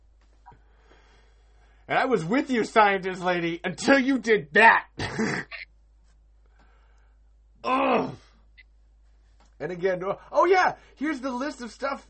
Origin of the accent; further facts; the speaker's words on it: Iowa, United States; I'm from Iowa